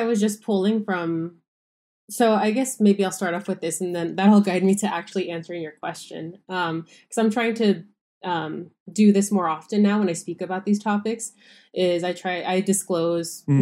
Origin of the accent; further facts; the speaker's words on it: Los Angeles, California, United States; I was born and raised in Los Angeles